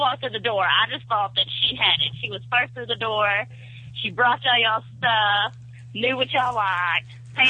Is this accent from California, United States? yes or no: no; DeKalb, Texas, United States; I'm from Texas.